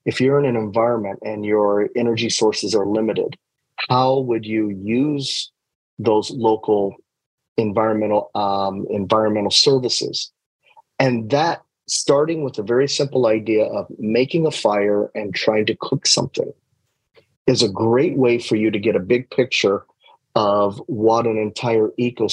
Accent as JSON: {"language": "English", "region": "Indiana", "country": "United States", "also_born_or_lived": "Japan / New York", "moved": "as an adult", "said": "I'm a fellow from Indiana"}